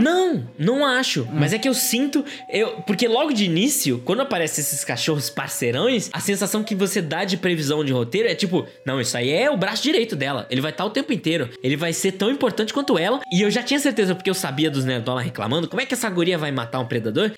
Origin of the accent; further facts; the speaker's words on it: Brazil; Como brasileiro, apesar de português e 100% do sangue de português, como brasileiro, eu, eu, sou